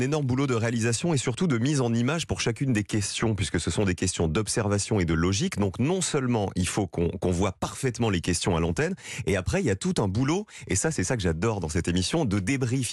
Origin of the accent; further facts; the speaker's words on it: Digne-les-Bains, Provence-Alpes-Côte d'Azur, France; Je suis de Digne